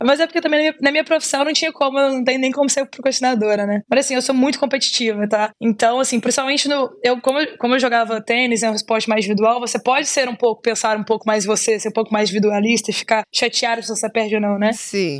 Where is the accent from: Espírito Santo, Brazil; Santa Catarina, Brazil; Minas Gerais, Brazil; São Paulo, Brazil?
Minas Gerais, Brazil; Belo Horizonte; Eu sou mineirinha, sou de Belo Horizonte.